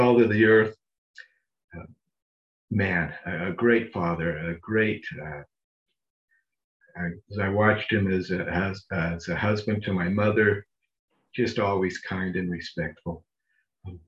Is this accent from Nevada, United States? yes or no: yes; Las Vegas, Nevada, United States; now in Orem, United States; I was raised, born and raised in Las Vegas, of all places.